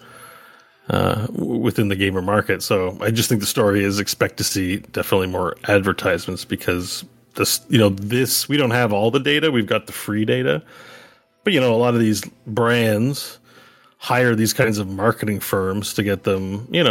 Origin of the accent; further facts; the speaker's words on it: Quebec, Canada; I grew up in Quebec